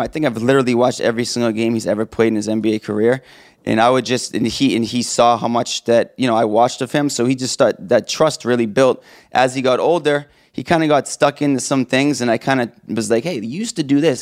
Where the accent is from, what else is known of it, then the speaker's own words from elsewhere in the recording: Boston, Massachusetts, United States; also born or lived in New Hampshire; I grew up in the Boston area, went to Trinity High School